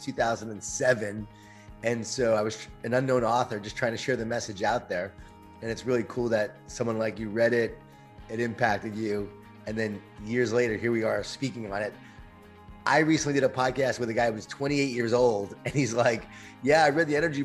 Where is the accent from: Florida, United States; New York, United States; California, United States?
New York, United States; Long Island; born or raised there